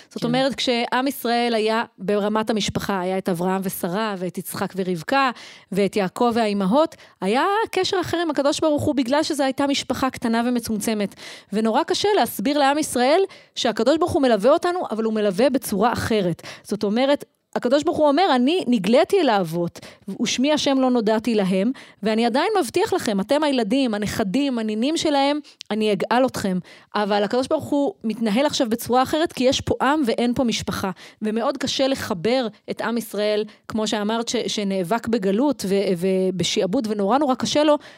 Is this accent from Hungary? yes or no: no; Efrat, West Bank, Palestine; אני גדלתי באפרת, אני אהיה קומונרית באפרת.